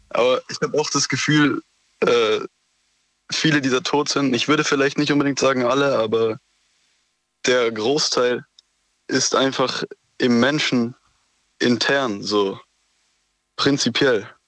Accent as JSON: {"language": "German", "region": "Baden-Württemberg", "country": "Germany", "said": "Äh, Schwarzwald. Aus dem also ganz westlich."}